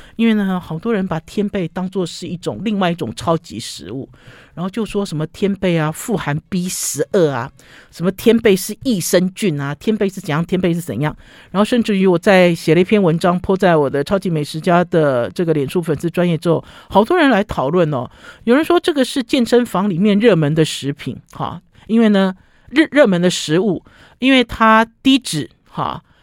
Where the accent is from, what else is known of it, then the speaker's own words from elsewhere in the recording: Taiwan; 像我们中国，像我们台湾人、中国人中式的，用的其实像一个碗